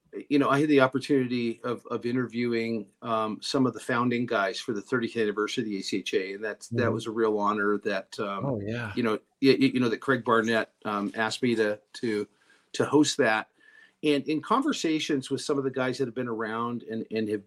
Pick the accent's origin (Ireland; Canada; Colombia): Canada; now in United States; I was born in Canada. I'm a U.S. citizen now